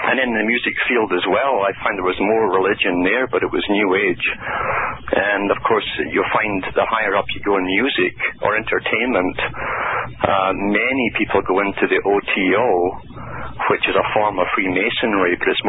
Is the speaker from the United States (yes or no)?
no; United Kingdom; growing up in Britain during a hell period